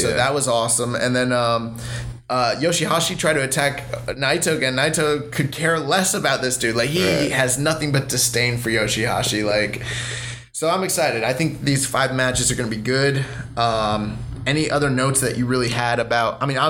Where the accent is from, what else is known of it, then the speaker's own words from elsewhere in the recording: England, United Kingdom; now in United States; And I live in America, but I'm from England.